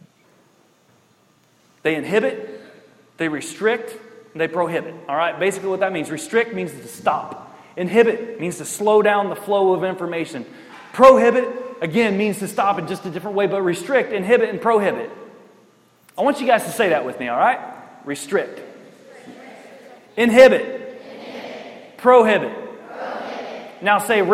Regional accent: Richburg, New York, United States; The best part of growing up in Richburg, New York, was that we had woods and we had hills

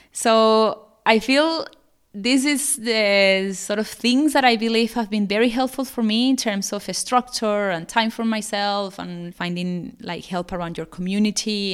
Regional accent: Venezuela; now in Australia; I'm living in Australia, but I'm originally from South America, from Venezuela.

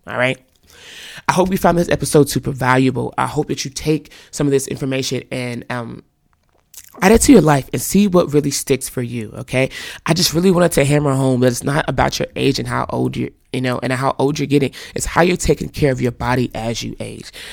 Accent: North Carolina, United States; moved away as an adult; now in California, United States; I grew up in the South, North Carolina

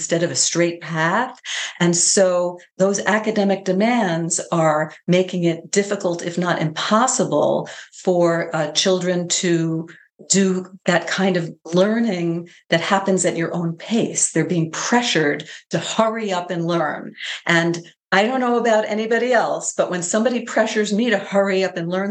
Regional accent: New York, United States; I'm from New York State

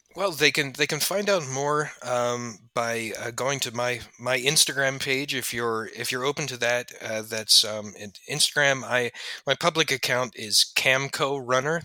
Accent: Haddon Heights, New Jersey, United States; my hometown of Haddon Heights

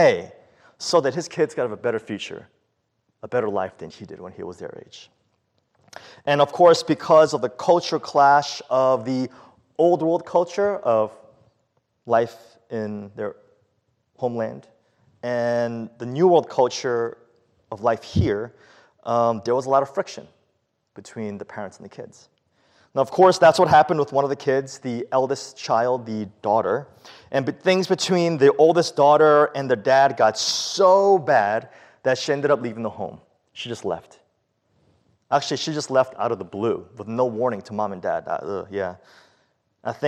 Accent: New York City, New York, United States; the early years of our lives living in the Bronx, growing up when I was young

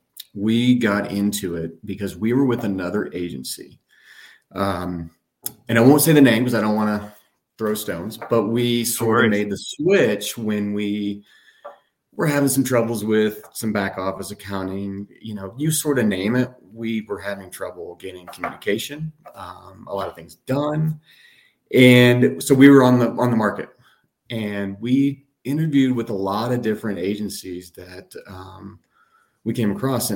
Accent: Tennessee, United States; now in Colorado, United States; growing up in Tennessee

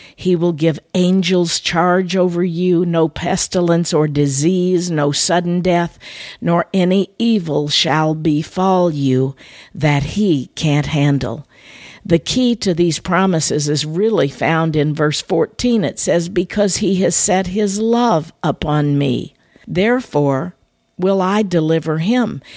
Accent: Midwest, United States; moved away as an adult; now in Florida, United States; Growing up in the Midwest

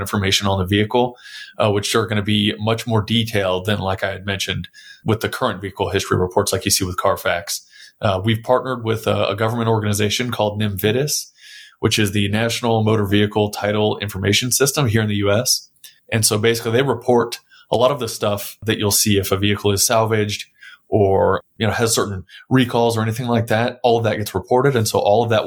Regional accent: San Antonio, Texas, United States; I was born and raised in San Antonio.

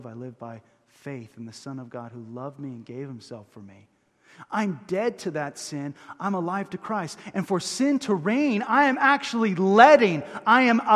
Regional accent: Huntington Beach, California, United States; I grew up in Huntington Beach, went to high school at Ocean View High

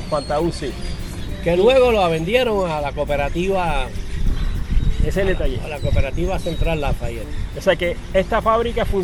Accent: Arroyo, Puerto Rico

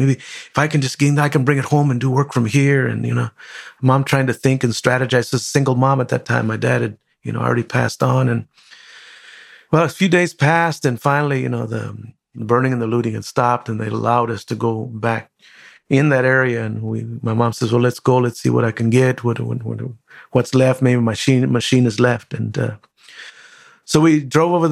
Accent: Compton, California, United States; I grew up in Compton

